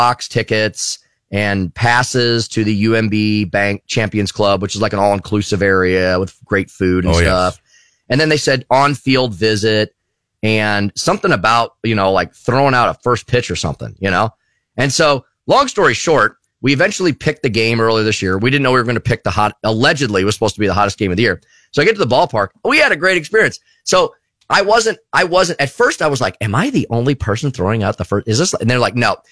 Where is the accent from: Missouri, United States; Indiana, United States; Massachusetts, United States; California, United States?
Missouri, United States; St. Louis; moved away as an adult; also born or lived in Eureka, Missouri; now in Springfield, United States; I grew up in St. Louis